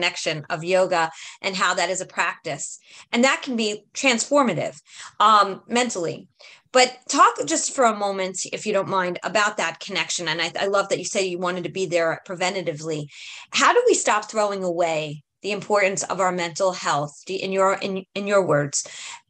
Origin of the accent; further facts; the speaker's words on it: New York, United States; moved away as an adult; also born or lived in Staten Island; now in Jersey Shore, United States; I grew up in New York, also Brooklyn.